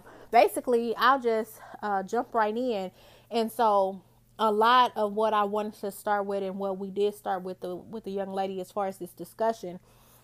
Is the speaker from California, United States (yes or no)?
no; Indianapolis, Indiana, United States; My hometown, I'm actually located in Indianapolis, Indiana.